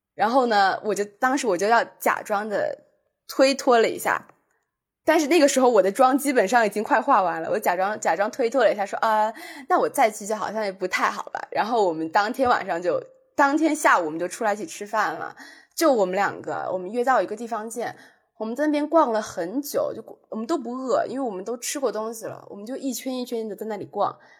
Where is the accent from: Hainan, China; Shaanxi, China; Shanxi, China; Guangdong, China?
Guangdong, China; Zhuhai; 我是珠海人，他们就叫我是珠海妹妹